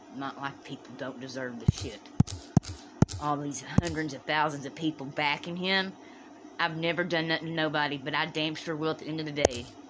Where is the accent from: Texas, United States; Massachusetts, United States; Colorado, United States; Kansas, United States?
Texas, United States; Dallas; now in Bastrop, Louisiana, United States; I'm from Dallas.